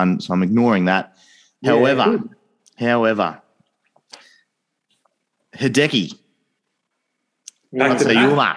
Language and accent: English; Australia; As an Aussie